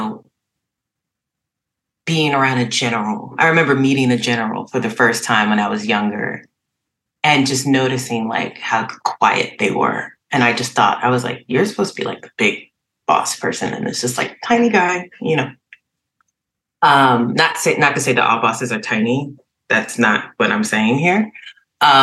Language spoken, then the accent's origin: English; Trenton, New Jersey, United States; I was born in Trenton, New Jersey, at Mercer County Hospital